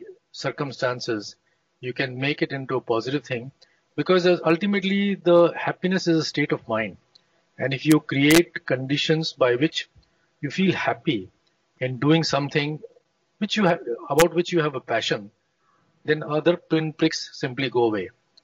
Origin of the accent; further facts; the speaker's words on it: Lucknow, Uttar Pradesh, India; moved away as an adult; also born or lived in Kanpur / United States; now in Phaltan, India; I come from Lucknow. Right. I went to some of the most prestigious schools in Lucknow, very famous English missionary school called St. Francis. Then went to IIT Kanpur at that time in 1960s and 70s.